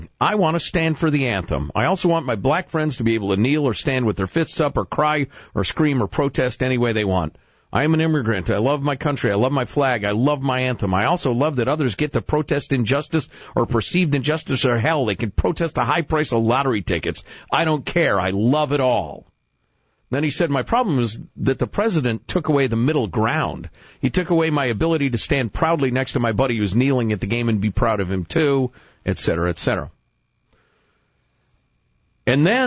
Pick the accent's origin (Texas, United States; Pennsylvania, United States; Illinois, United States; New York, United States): Illinois, United States; Chicago; I am from Chicago, not Louisiana